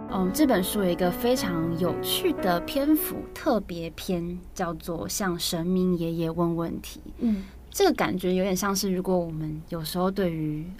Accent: Taiwan; 身为台湾人

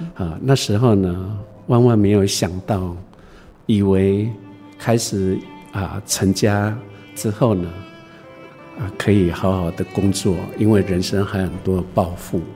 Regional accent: Fangliao, Pingtung County, Taiwan; 我在芳寮出生长大的

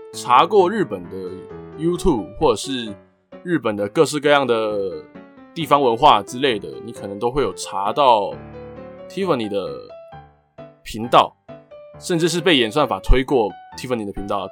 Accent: Taiwan; 台湾跟日本很接近，就是很靠近嘛，就是他们在我们的上面而已

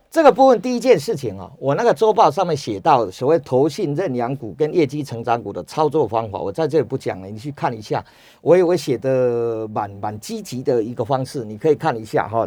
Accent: Chiayi, Taiwan; 我是嘉义人嘛，所以， 所以我知道那个地方

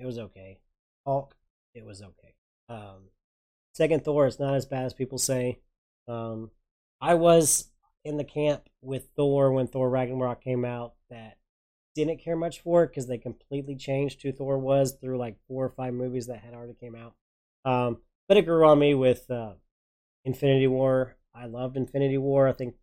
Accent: Oklahoma, United States; also born or lived in Porter, Texas; I'm from Oklahoma

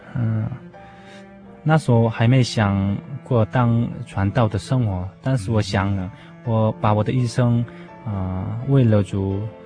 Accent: Jeonju, North Jeolla, South Korea; Chinese is a second language; moved away as an adult; also born or lived in Seoul, South Korea; now in Taiwan; 我的故乡是泉州

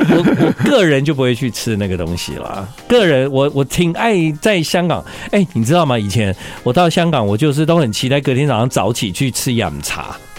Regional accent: Taiwan; 我们台湾人的广东话突然变很好

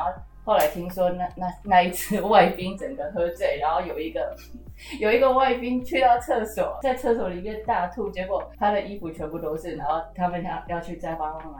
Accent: Taiwan; 我们中华民国

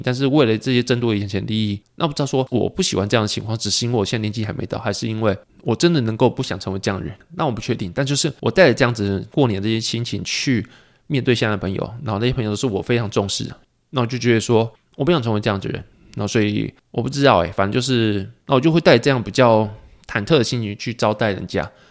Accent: Pingtung County, Taiwan; 初一、初二在屏东，就是家里过

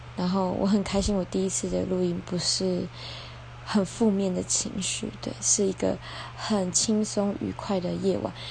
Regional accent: Chaozhou, Pingtung County, Taiwan; 对我来说它是一个小镇，因为我在这里长大

